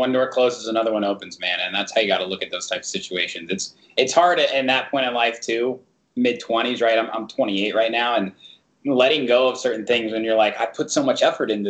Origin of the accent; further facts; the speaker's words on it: Indianapolis, Indiana, United States; moved away; I grew up in Indianapolis and there ain't shit there.